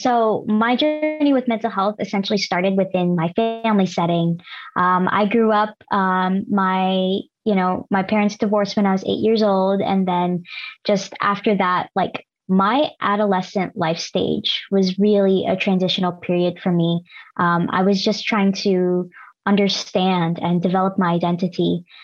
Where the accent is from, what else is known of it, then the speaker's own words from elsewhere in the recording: Los Angeles, California, United States; also born or lived in Davis, California; I am Filipino American first gen and born and raised in LA with an immigrant family